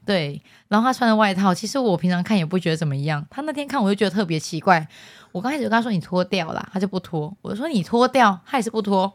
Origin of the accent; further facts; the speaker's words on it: southern Taiwan, Taiwan; 我是南部的，就是没有看过见世面的小孩